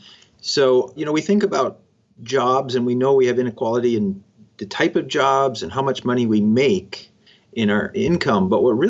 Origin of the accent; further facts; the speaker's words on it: Cokato, Minnesota, United States; moved away as an adult; also born or lived in Chicago; growing up in Cokato, Minnesota, population 1,700 people, right? Where everybody was Scandinavian.